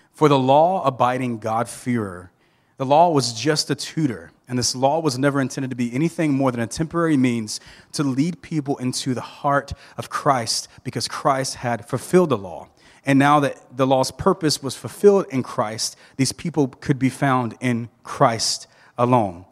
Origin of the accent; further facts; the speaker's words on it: Thomasville, Georgia, United States; I grew up in Thomasville, Georgia